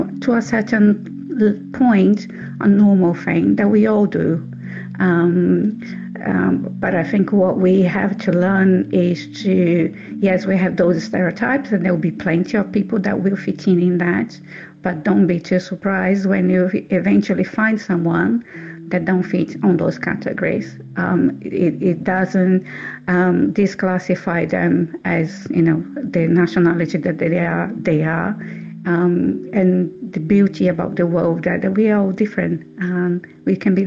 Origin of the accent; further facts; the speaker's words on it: Brazil; I am surely an English person that was just, you know, by luck was born in Brazil